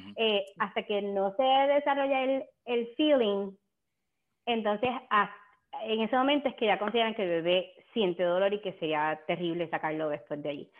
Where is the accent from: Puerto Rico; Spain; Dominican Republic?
Puerto Rico; nosotros como puertorriqueños comemos un montón de lechón